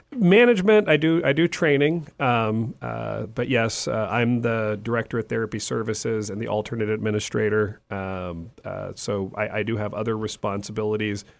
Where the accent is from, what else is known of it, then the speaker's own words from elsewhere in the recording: California, United States; moved away; also born or lived in Texas; I'm originally from California.